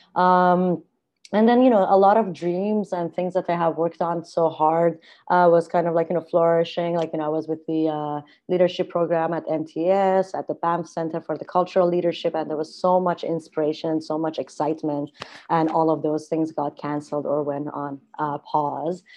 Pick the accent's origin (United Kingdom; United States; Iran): Iran; moved away as an adult; also born or lived in Spain; now in Vancouver, Canada; I was born in Iran, and I grew up in a very artistic family